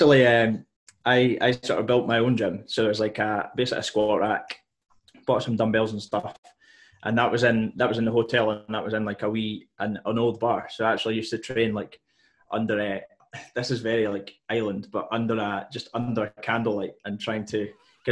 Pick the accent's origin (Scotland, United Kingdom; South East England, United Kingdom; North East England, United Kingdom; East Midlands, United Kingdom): Scotland, United Kingdom; Isle of Mull; also born or lived in Glasgow; now in Oban, United Kingdom; growing up on Mull, it's like quite a small in population-wise.